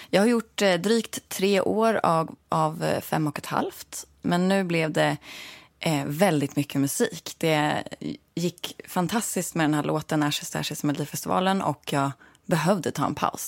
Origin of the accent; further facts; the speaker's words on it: Sörmland, Södermanland, Sweden; also born or lived in Stockholm / Katrineholm / Nyköping; Jag är född här, men jag är uppvuxen i Sörmland.